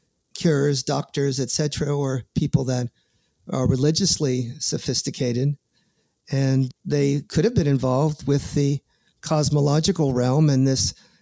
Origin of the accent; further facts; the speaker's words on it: New York, United States; I'm from New York.